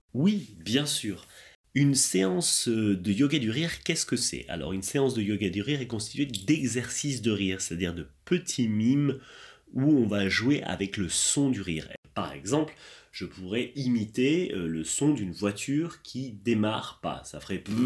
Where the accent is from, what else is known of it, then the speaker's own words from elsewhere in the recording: France; je viens de France